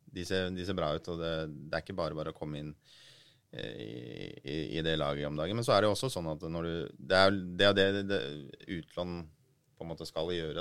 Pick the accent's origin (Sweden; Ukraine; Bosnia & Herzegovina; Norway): Norway; Oslo; jeg er jo fra Groruddalen sjøl